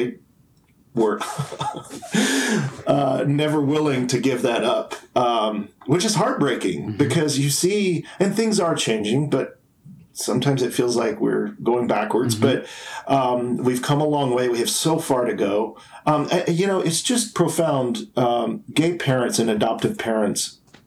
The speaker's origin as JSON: {"language": "English", "region": "Tennessee", "country": "United States", "tie": "born or raised there", "also_born_or_lived": "New York City / Los Angeles / Atlanta", "moved": "as an adult", "said": "I grew up in Tennessee"}